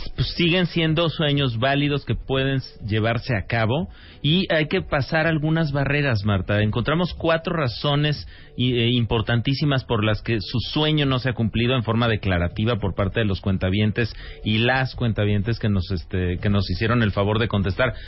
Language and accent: Spanish; Mexico; como mexicanos